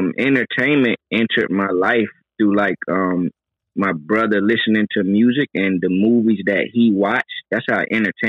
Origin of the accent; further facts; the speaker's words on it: Virginia Beach, Virginia, United States; also born or lived in Greenville, North Carolina; I am originally from Virginia Beach, Virginia, the Green Run area, but I'm in and out of Greenville, North Carolina, the 252.